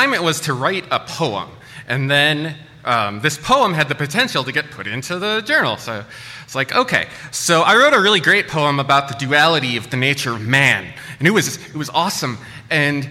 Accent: Midwest, United States; I grew up in the Midwest

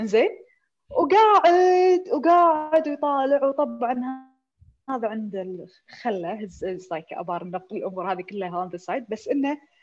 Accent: Kuwait; عندنا في الكويت

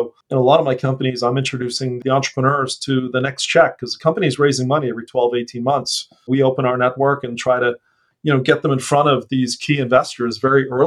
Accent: San Diego, California, United States; I grew up in San Diego, so I miss surfing a lot.

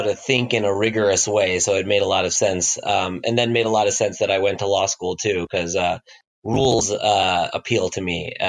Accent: Midwest and South, United States; No, actually, I grew up all over the Midwest and South. My dad is in oil and gas, and so we moved from Kansas to Oklahoma to Louisiana to Texas.

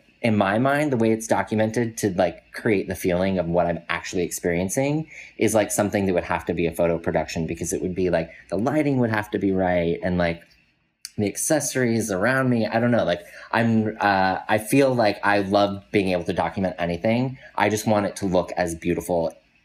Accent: Colorado, United States; I grew up in Colorado

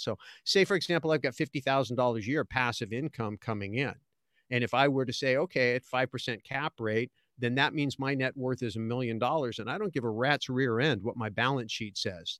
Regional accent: California, United States; moved away as an adult; I was accidentally born in California

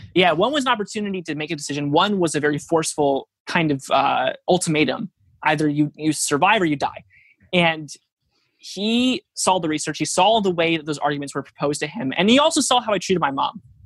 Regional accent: Norwalk, United States; my hometown of Norwalk, which is a really small town

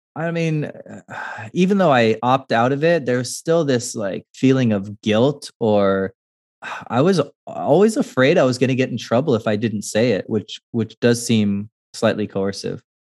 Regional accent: California, United States; I'm not from the United States, I'm from California

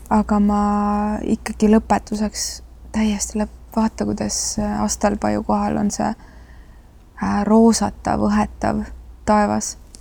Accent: Estonia; ma olen provintsist pärit

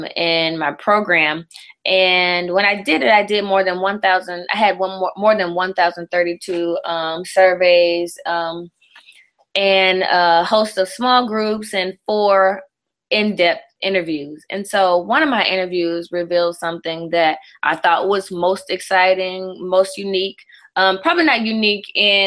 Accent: the South, United States; I'm from the South.

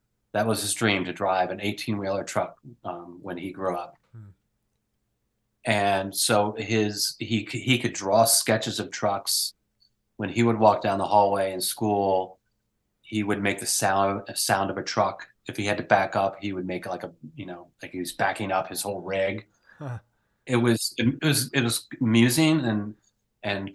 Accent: Pennsylvania, United States; someone I grew up with in Pennsylvania

